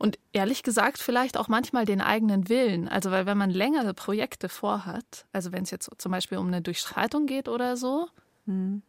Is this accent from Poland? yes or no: no; Bavaria, Germany; also born or lived in Munich; ich bin nicht im Allgäu aufgewachsen, auch in Bayern